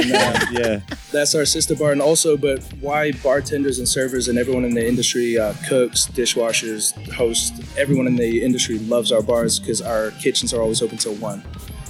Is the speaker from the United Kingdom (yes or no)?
no; Philippines; I have to do it just to prove I'm Filipino.